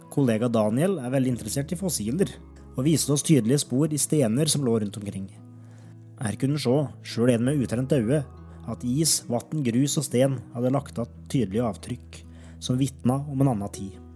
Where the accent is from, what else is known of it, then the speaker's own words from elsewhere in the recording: Alvdal, Innlandet, Norway; moved away as an adult; now in Longyearbyen, Svalbard; Coop-butikken hjemme i Alvdal